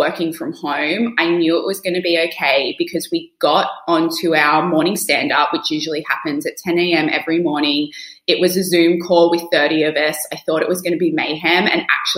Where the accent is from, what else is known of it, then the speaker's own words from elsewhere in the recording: Australia; also born or lived in United Kingdom; now in New York, United States; I'm an Australian living in New York and I lived in the UK for many years